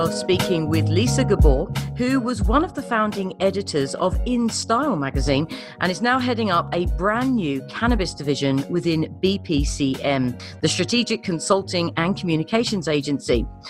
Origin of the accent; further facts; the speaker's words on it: United Kingdom; I'm a Brit.